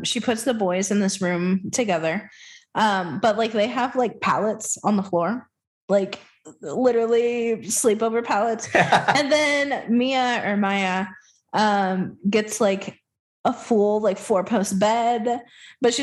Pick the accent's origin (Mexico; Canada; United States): United States; the South; I'm from the South